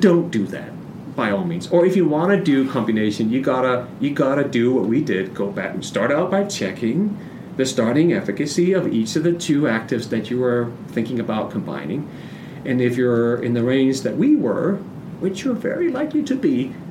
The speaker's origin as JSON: {"language": "English", "country": "Denmark", "moved": "yes", "said": "I'm from Denmark"}